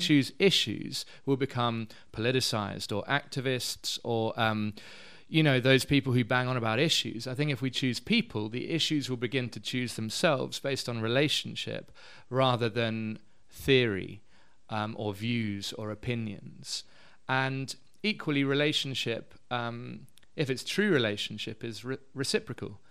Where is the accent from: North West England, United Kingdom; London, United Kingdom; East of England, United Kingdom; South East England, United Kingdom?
London, United Kingdom; moved away as an adult; also born or lived in Edinburgh; now in Cape Town, South Africa; I'm from London originally